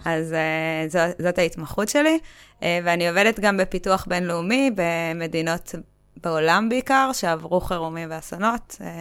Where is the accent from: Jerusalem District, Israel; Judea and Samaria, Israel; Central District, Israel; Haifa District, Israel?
Central District, Israel; Kokhav Yair; גדלתי בכוכב יאיר